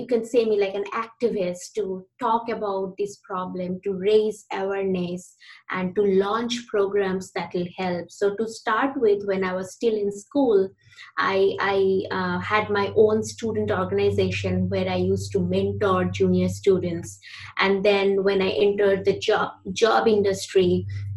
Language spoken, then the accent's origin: English; India; moved away as an adult; also born or lived in United States; now in Vancouver, Canada; I am from India originally. So I grew up in India